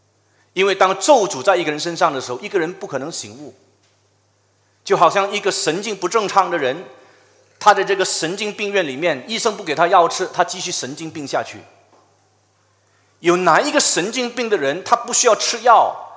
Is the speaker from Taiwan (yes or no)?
no; China; 这个有点像我们中国人常说的，就是一人做事一人当，有点类似。